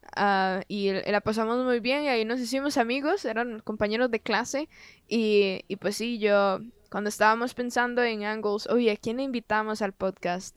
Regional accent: Costa Rica; soy de Costa Rica

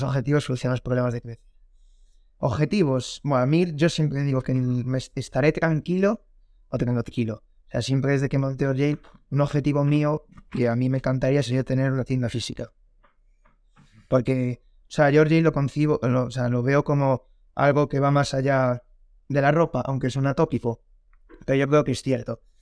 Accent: A Coruña, Galicia, Spain; tengo 23 años, soy de La Coruña

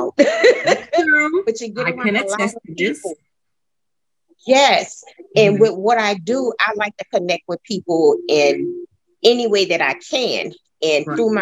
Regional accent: New Orleans, Louisiana, United States; moved away as an adult; also born or lived in Texas; I am from New Orleans

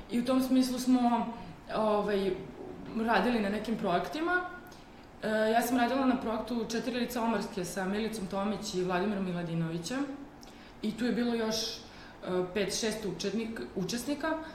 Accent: Šabac, Mačva District, Serbia; I mi smo oboje iz Šapca

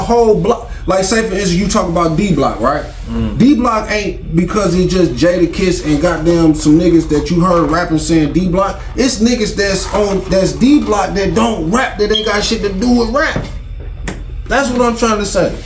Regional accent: Detroit, Michigan, United States; I'm from Detroit, Michigan

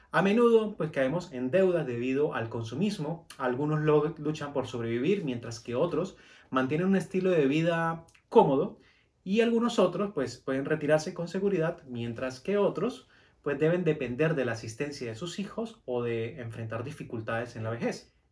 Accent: Venezuela; moved away as an adult; now in Colombia; a Venezuela que usted tiene mucho potencial. Y yo durante cuatro años estuve empeñado en quedarme en mi país

